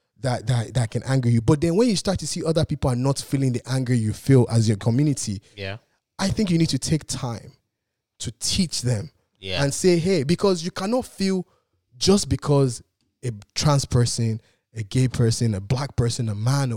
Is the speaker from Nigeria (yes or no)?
yes; Nigeria; I'm Nigerian